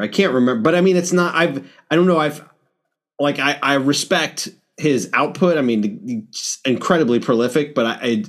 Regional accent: New York, United States; I grew up in New York.

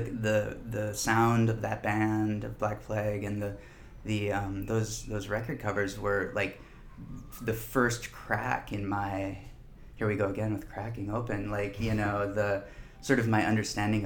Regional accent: Minneapolis, Minnesota, United States; I grew up in Minneapolis.

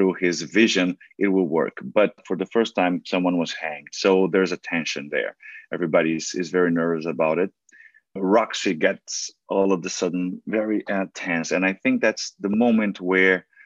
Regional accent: São Paulo, Brazil; first language Portuguese; English is a second language; moved away as an adult; now in New York, United States; I was born in a very little town in Brazil, in Sao Paulo

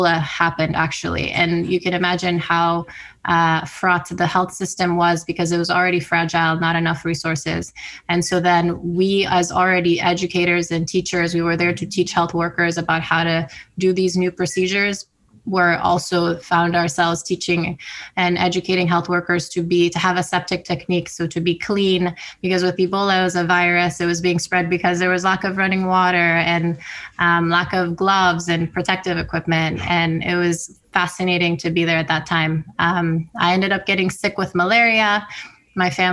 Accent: Sierra Leone; moved away; also born or lived in Ukraine; I was born in Ukraine, but I grew up in Sierra Leone.

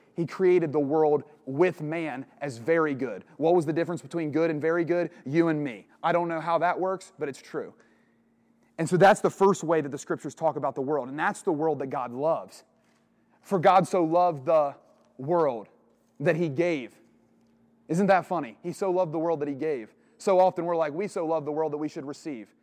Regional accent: Portsmouth, Ohio, United States; now in Westerville, United States; I'm from Portsmouth, Ohio originally.

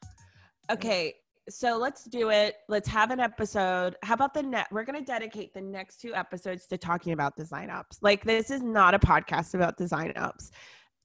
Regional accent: Atlanta, Georgia, United States; I grew up here in Atlanta

